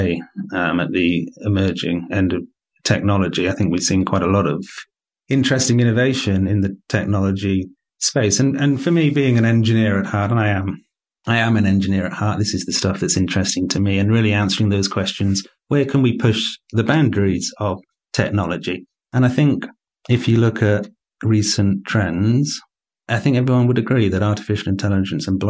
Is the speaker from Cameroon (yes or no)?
no; United Kingdom; moved away as an adult; also born or lived in London; now in Poland; your listeners will tell from my accent that I'm not Polish. I'm a Brit.